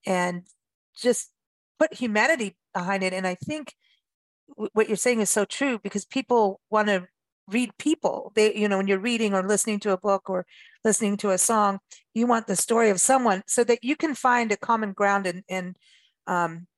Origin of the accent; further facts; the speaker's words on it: South Africa; also born or lived in Wisconsin / California; now in United States; growing up in South Africa